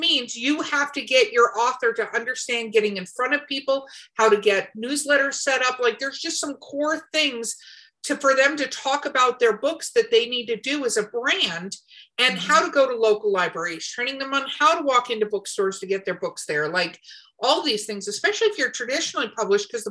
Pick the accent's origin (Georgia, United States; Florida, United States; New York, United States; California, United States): California, United States; moved away; also born or lived in Albuquerque, New Mexico; I also grew up in California